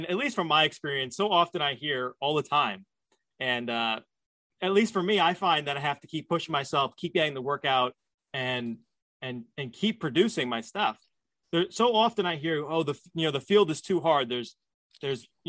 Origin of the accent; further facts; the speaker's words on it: New Jersey, United States; I live down south in New Jersey